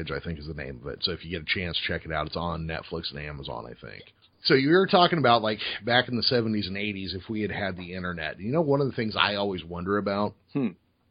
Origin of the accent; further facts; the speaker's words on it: Modesto, California, United States; growing up in Modesto